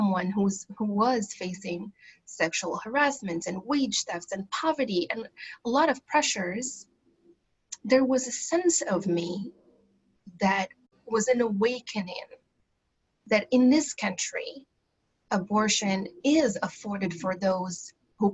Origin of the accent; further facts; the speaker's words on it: Morocco; now in United States; I grew up in Morocco